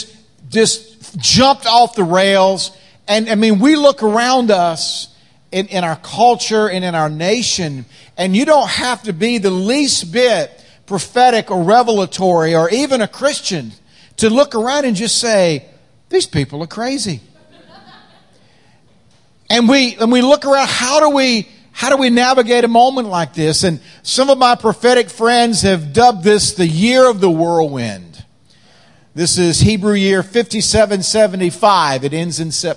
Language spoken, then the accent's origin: English; North Carolina, United States; accent: slow-cooked, carefully crafted dialect; now in Washington, D.C., United States; I'm not originally from Washington, D.C. I'm originally from North Carolina